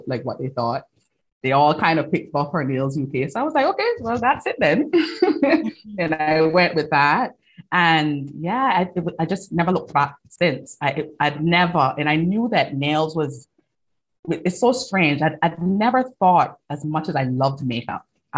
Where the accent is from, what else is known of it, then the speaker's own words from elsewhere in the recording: Cayman Islands; moved away as an adult; now in London, United Kingdom; I'm from the Cayman Islands originally. Like you said, you pinpointed the accent